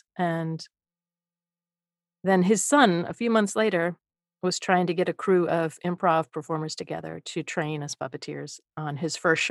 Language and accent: English; Midwest, United States; now in Los Angeles, United States; I'm from the Midwest